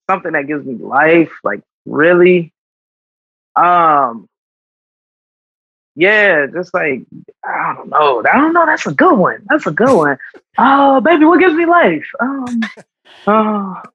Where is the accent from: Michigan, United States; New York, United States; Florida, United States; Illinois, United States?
Illinois, United States; Chicago; I'm a Chicago kid, so like, I like going to the beach.